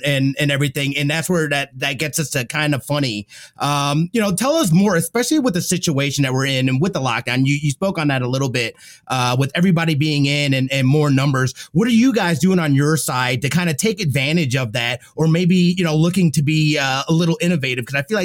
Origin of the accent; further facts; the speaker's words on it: Farmington, Illinois, United States; I'm from Central Illinois, Farmington, Farmington, Illinois, Peoria.